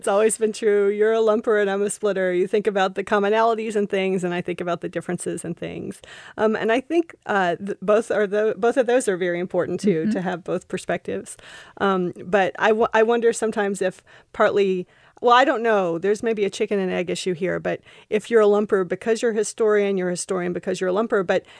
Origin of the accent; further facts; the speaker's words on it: Kentucky, United States; You're a city girl, and I'm a hillbilly from the mountains of Kentucky.